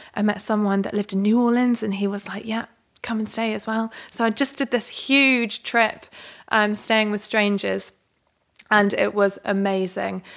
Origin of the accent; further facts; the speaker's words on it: London, United Kingdom; I was a calligrapher from London